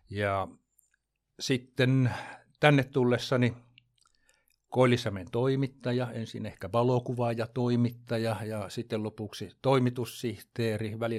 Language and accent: Finnish; Jakobstad, Ostrobothnia, Finland; moved away as an adult; now in Jämsänkoski, Finland; Mä oon kotoisin, kotoisin niin tuolta, tuolta ruotsinkieliseltä Pohjanmaalta Pietarsaaresta, eli siellä käynyt kaikki kouluni, ylioppilaaksi kirjoittanut